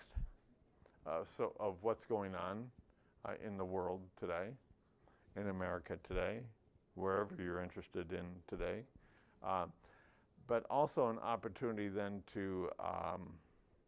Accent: Hartford, Michigan, United States; I'm Pokagon Potawatomi, so I'll say I'm from Hartford, Dowagiac

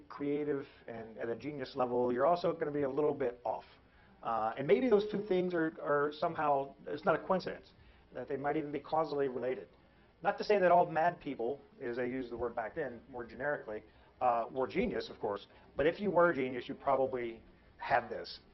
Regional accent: Northern California, United States; also born or lived in Kansas / Oakland, California; I'm from Northern California, I actually was born in Kansas

